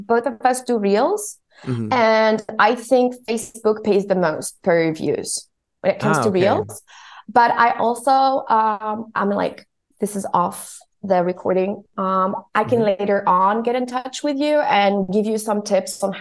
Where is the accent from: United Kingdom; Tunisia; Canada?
Tunisia; also born or lived in South Africa / Istanbul; now in Germany; I was born and raised in Tunisia